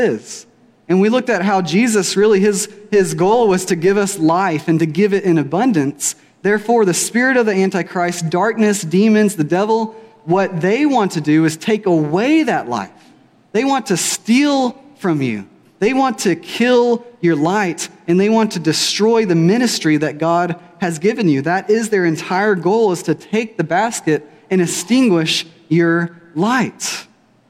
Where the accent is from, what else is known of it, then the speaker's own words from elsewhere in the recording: Weatherford, Texas, United States; I grew up here in Weatherford from about age 12 on